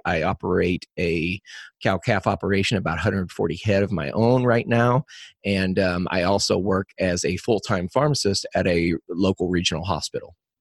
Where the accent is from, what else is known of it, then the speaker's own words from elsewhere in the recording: Crawford County, Missouri, United States; I was born and raised in Crawford County, Missouri